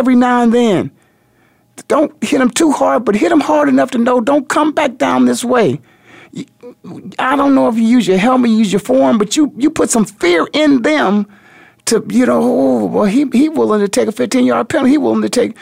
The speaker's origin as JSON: {"language": "English", "town": "Canton", "region": "Ohio", "country": "United States", "tie": "born or raised there", "said": "my hometown, which is the Hall of Fame City, Canton, Ohio"}